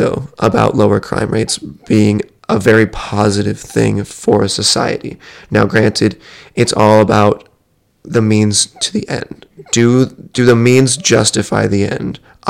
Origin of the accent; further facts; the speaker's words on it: United States; white kid growing up in America